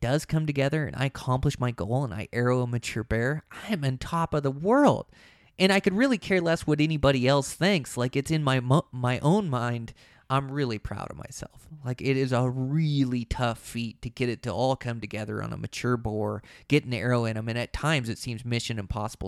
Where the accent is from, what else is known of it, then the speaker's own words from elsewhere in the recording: Montana, United States; in my home state of Montana